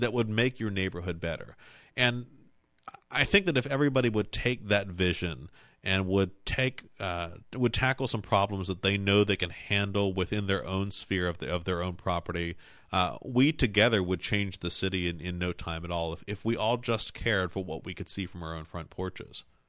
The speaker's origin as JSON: {"language": "English", "town": "Cumberland", "region": "Maryland", "country": "United States", "tie": "born or raised there", "said": "I grew up in Mapleside. I'm, I'm now just a, just a, a couple of blocks away"}